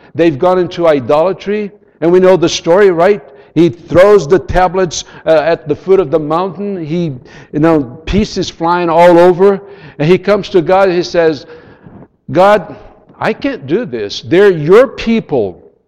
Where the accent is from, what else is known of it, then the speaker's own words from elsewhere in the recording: São Paulo, Brazil; first language Portuguese; English is a second language; I was born in Brazil. I grew up in Sao Paulo. I speak Portuguese.